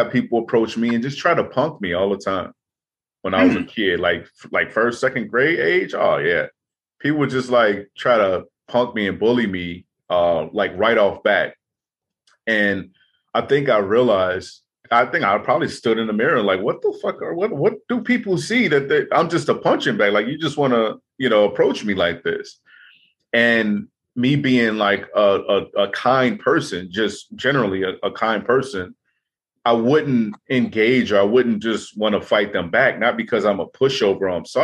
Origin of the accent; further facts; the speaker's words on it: Chicago, Illinois, United States; growing up in Chicago, growing up in rough neighborhoods